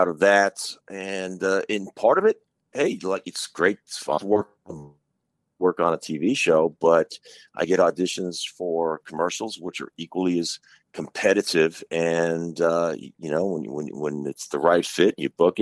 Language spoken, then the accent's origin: English; Long Island, New York, United States; I'm from New York. I'm from Long Island.